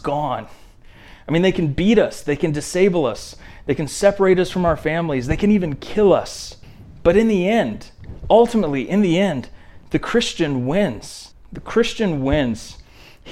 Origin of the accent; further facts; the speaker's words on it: Indiana, United States; I remember growing up in Indiana.